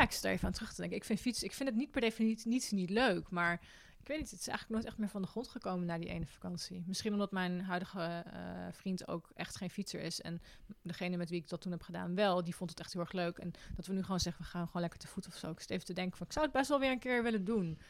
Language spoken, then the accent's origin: Dutch; Netherlands